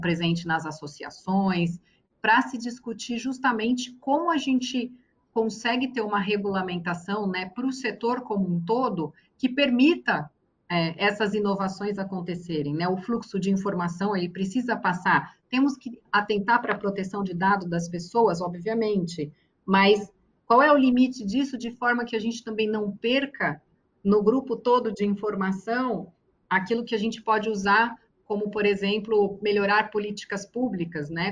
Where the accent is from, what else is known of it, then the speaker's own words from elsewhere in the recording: Brazil; como brasileira